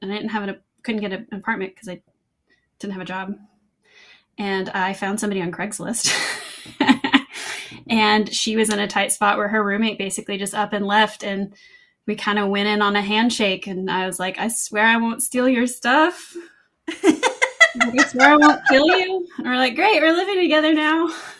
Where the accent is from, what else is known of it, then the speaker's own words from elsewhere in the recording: the South, United States; And I'm from the South. And so, you know, I'm cooking bacon and stuff.